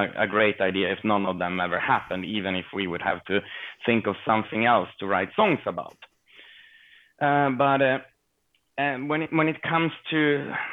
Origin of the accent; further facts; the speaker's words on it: Sweden; growing up here in Sweden